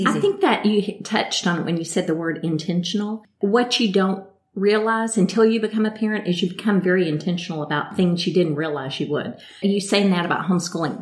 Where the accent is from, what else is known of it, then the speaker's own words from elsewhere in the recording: Midland, Texas, United States; moved away as an adult; now in Pensacola, United States; I'm originally from West Texas, Midland, Texas